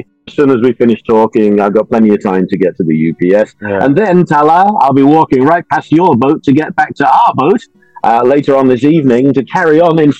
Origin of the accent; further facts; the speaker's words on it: North West England, United Kingdom; also born or lived in Hampshire / Surrey / Bangor; now in United States; But I'm originally from Merseyside, or as they say where I'm from originally, Merseyside.